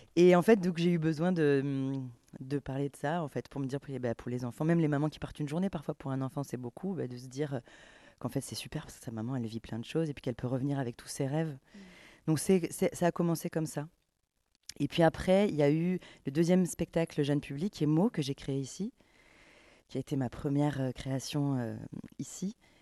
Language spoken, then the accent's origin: French; Camargue, Provence-Alpes-Côte d'Azur, France; j'ai grandi en Camargue